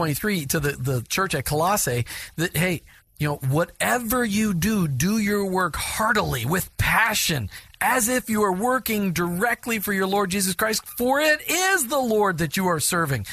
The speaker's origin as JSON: {"language": "English", "region": "Minnesota", "country": "United States", "tie": "born or raised there", "said": "I grew up in Minnesota"}